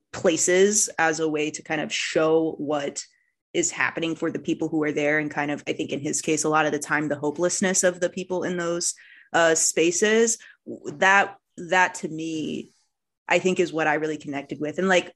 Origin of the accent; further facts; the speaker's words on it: Columbus, Ohio, United States; now in Illinois, United States; I am very Midwestern. I grew up in Columbus, Ohio. I did my undergraduate degree at Eastern Michigan University, and now I am in Illinois doing my master's degree. So very much a Midwestern kid at heart.